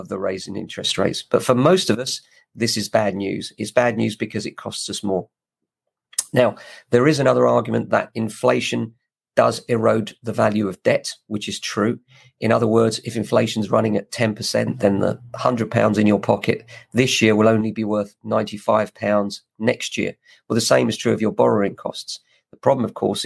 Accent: England, United Kingdom; Very proud of being English

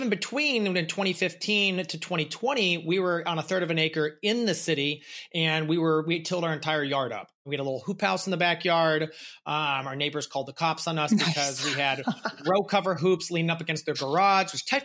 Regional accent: Massachusetts, United States; also born or lived in St. Louis; I was born in St. Louis, moved to Massachusetts where my family first started gardening.

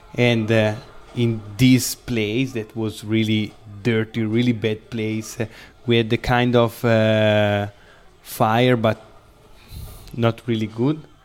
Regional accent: Lake Como, Lombardy, Italy; English is a second language; I'm from Lake of Como

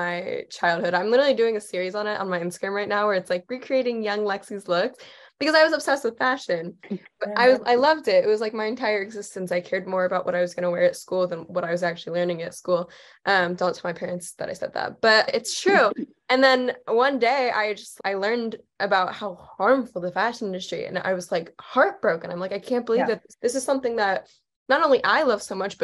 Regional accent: East Coast, United States; moved away; I'm originally from the East Coast

